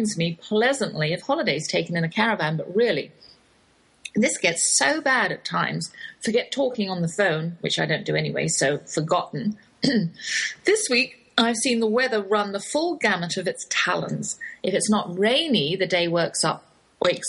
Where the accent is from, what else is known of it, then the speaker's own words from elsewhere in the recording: Oxford, South East England, United Kingdom; accent: English, Oxford drawl; moved away as an adult; now in Texas, United States; that's my English accent you're hearing. Though I have lived in the Lone Star State half my life, I cannot shake the Oxford drawl